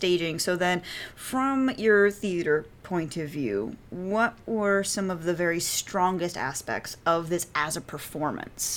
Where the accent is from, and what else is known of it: United States